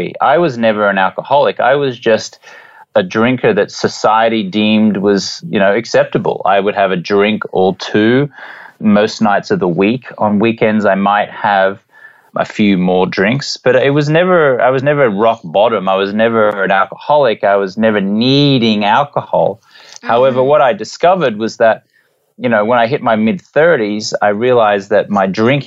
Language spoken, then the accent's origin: English; Brisbane, Queensland, Australia; moved away as an adult; also born or lived in London, England / Los Angeles; I grew up in Brisbane on the east coast of Australia